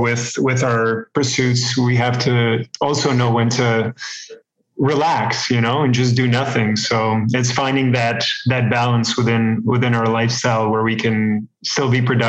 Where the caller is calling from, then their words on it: Toronto, Ontario, Canada; I'm calling from Toronto, Canada.